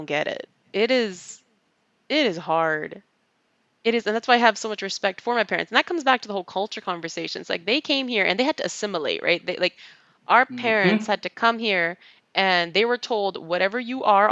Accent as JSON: {"language": "English", "region": "British Columbia", "country": "Canada", "said": "I'm from Canada, but my parents are from India"}